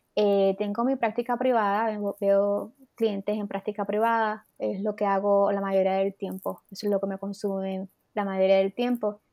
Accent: Puerto Rico; now in United States; soy una mujer puertorriqueña

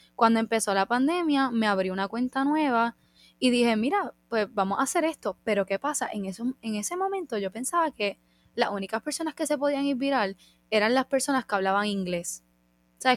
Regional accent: Puerto Rico; como de puertorriqueños tenemos mucho de España

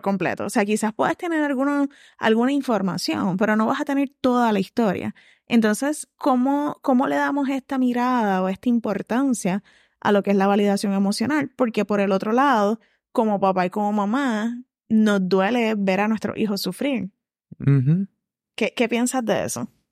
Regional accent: Puerto Rico; como personas puertorriqueñas

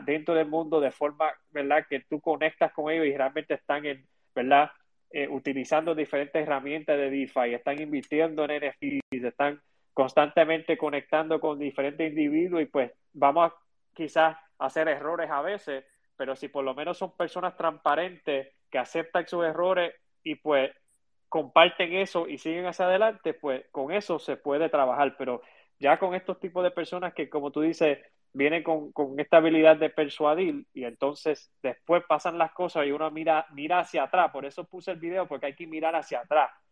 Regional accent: Chicago, Illinois, United States; now in Puerto Rico; vivo, ¿verdad?, e, en Puerto Rico eh, y em, me crié en Chicago

